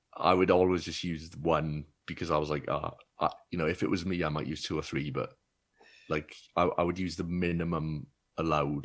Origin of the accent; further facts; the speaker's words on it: Wales, United Kingdom; also born or lived in Bristol; being Welsh